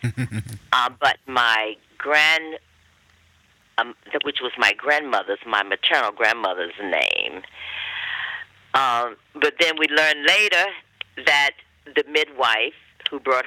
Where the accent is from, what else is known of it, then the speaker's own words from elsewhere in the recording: western North Carolina, United States; I grew up on a plantation located in the western part of North Carolina